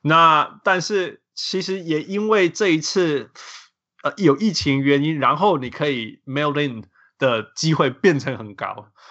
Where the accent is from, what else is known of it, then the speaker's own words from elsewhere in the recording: Taiwan; 连投票这么简单的，对我台湾人来讲是这么简单